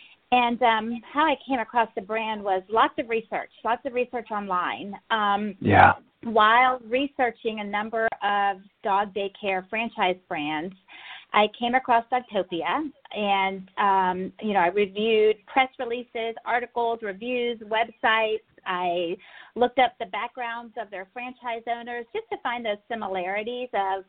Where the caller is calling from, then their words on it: Alpharetta, Georgia, United States; Alpharetta, Georgia, a northern suburb of Atlanta.